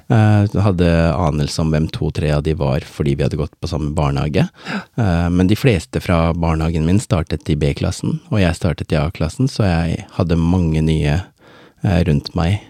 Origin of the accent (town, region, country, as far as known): Oslo, Norway; born or raised there; also born or lived in Båtsfjord, Norway; now in Skien, Norway